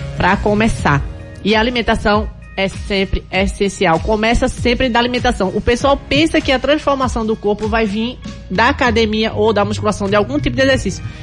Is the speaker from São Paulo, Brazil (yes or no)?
no; Taquaritinga do Norte, Pernambuco, Brazil; Eu sou de Taquaritinga do Norte